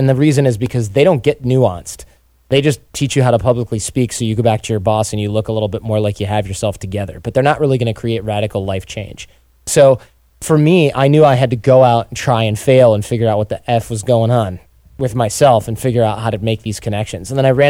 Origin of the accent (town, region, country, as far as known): Detroit, Michigan, United States; born or raised there